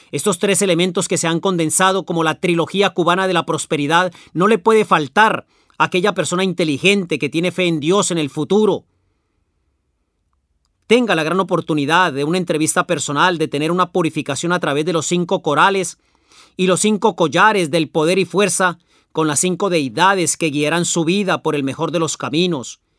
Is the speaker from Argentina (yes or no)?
yes; La Pampa, Argentina; yo soy de La Pampa.